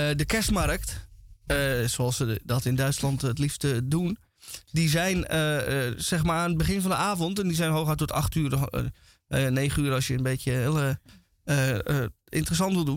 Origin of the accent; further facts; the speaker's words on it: Netherlands; als Nederlander